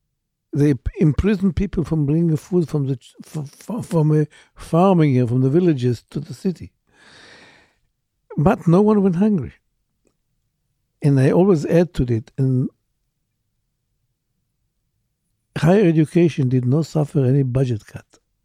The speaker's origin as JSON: {"language": "English", "country": "Israel", "tie": "born or raised there", "said": "Born and raised in Israel, yes."}